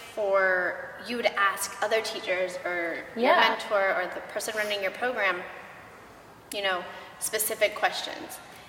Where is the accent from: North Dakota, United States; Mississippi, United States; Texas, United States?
Texas, United States; Like we're from Texas.